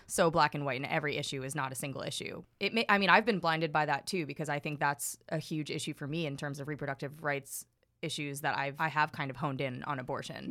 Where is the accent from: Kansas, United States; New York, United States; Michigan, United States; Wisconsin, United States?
New York, United States; New York City; as a New Yorker